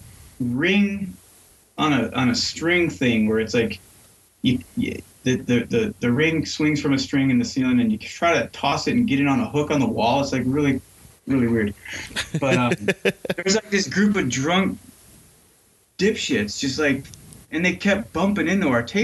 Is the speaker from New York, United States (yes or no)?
yes; New York, United States; also born or lived in Asheville, North Carolina; now in Minneapolis, United States; I'm from New York